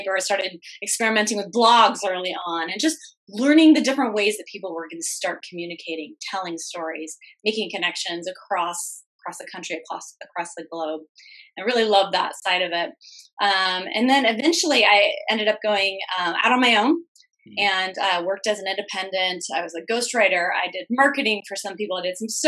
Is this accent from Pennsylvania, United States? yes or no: no; Arizona, United States; also born or lived in Midwest; I was born in the Midwest and moved to Arizona, so I grew up in the desert